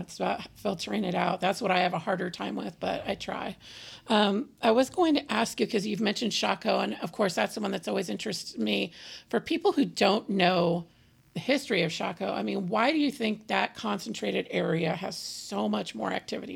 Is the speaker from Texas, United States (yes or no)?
no; California, United States; moved away; we're from California